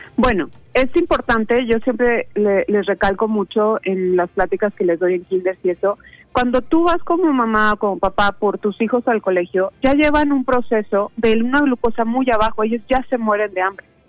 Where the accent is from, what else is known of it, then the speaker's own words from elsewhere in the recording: Mexico; como mexicanos sabemos que el jitomate, la cebolla, este, la espinaca es como más común comerla durante un desayuno